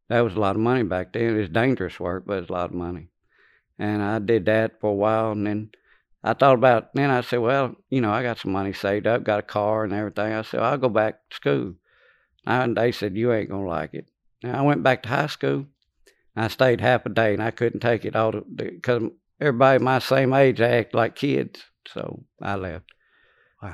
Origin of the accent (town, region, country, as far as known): Louisiana, United States; born or raised there; also born or lived in Lake Charles, Louisiana